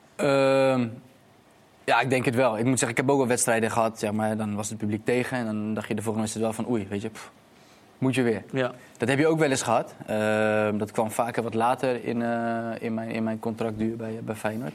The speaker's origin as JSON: {"language": "Dutch", "town": "Rotterdam", "region": "South Holland", "country": "Netherlands", "said": "voor mij ook als Rotterdamse jongen"}